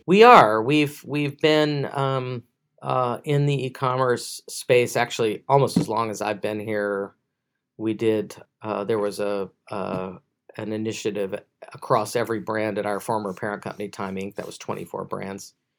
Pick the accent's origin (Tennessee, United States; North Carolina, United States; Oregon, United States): Tennessee, United States; Memphis; I'm on the board of the Daily Memphian, my hometown